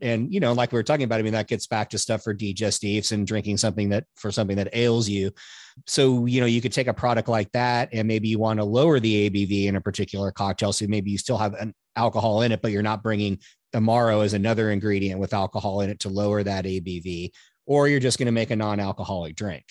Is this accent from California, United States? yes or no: yes; California, United States; I grew up around wine in California